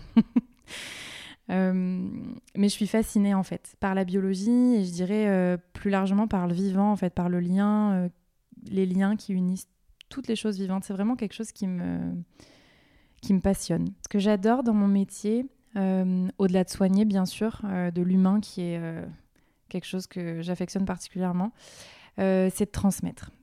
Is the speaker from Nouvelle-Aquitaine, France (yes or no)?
no; Marseille, Provence-Alpes-Côte d'Azur, France; J'ai grandi à Marseille et j'en suis très fière